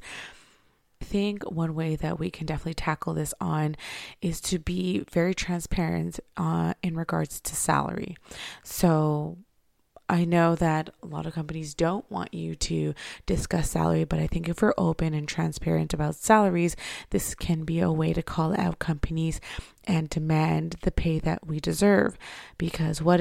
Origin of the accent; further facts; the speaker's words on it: Canada; me being a Canadian